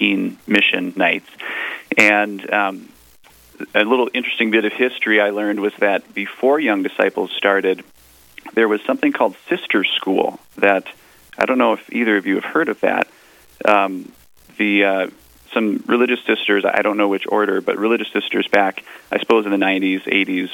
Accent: Fargo, North Dakota, United States; also born or lived in Jamestown, North Dakota; I was raised in Fargo, North Dakota here, and also lived in Jamestown for a few years when I was a young child

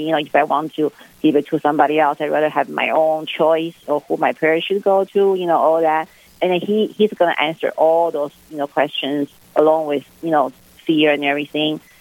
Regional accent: Taipei, Taiwan; moved away as an adult; also born or lived in Fresno, California / Kansas / Aberdeen; I was born raised in Taipei, uh, which is the capital of Taiwan.

